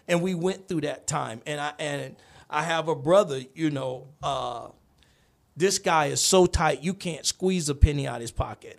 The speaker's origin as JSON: {"language": "English", "town": "Gainesville", "region": "Florida", "country": "United States", "tie": "born or raised there", "also_born_or_lived": "Kansas", "moved": "yes", "said": "I'm, I'm from Gainesville, Florida originally"}